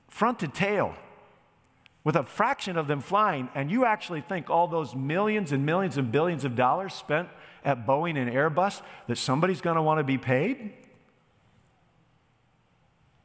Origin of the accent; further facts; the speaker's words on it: United States; I am an American